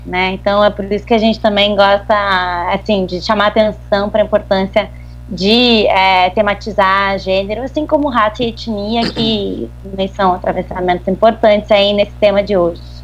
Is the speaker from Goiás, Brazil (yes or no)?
no; Rio Grande do Sul, Brazil; accent: gaúcho; moved away as an adult; also born or lived in Niterói; now in Rio de Janeiro, Brazil; pelo meu sotaque já se nota que eu sou gaúcha